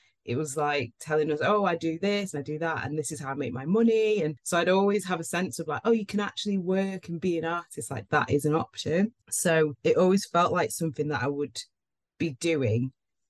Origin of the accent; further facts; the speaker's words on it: Manchester, North West England, United Kingdom; Yeah, I'm cool. Proper Manc.